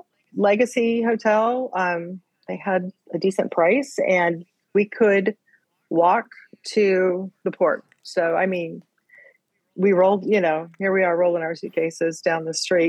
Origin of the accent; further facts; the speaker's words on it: Arizona, United States; moved away as an adult; now in East Coast, United States; I grew up in Arizona